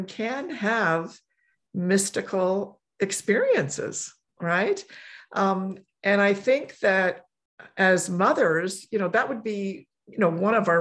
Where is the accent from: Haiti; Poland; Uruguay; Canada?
Poland; moved away; I was born in Poland and raised in a Catholic family